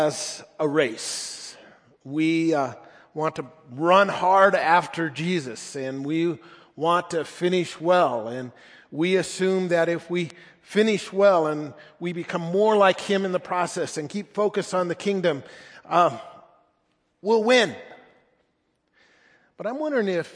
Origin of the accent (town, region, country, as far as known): United States